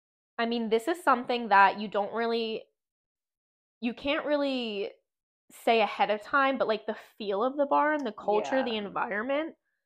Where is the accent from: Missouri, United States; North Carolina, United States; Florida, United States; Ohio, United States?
Florida, United States; now in Pennsylvania, United States; Because it's very cold in Pennsylvania, and I am from Florida, and I...